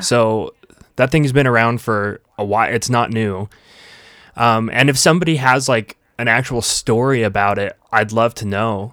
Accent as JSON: {"language": "English", "town": "Vernal", "region": "Utah", "country": "United States", "tie": "born or raised there", "said": "in Dry Fork, which is just outside of where we grew up in Vernal"}